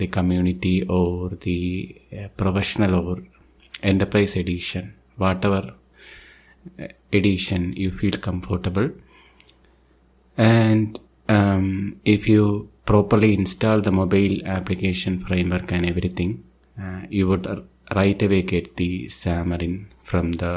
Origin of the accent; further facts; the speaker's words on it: Thiruvananthapuram, Kerala, India; I am from Thiruvananthapuram, Kerala state